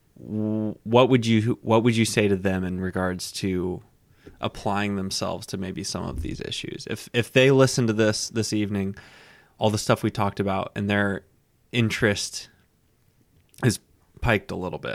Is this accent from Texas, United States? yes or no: yes; Texas, United States; I'm from Texas